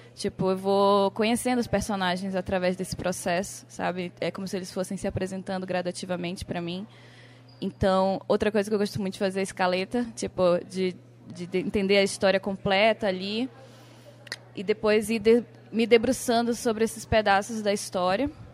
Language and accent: Portuguese; Amapá, Brazil; Eu sou amapaense